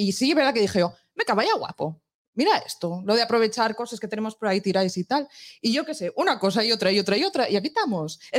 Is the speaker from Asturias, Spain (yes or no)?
yes; La Viana / La Corredoria, Asturias, Spain; Y no solo de la Viana, tengo que decir que soy de la Correoria